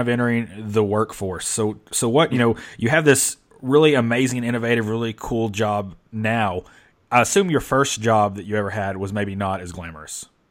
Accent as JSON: {"language": "English", "region": "the South", "country": "United States", "tie": "born or raised there", "said": "I'm from the South, spent my whole life in the South."}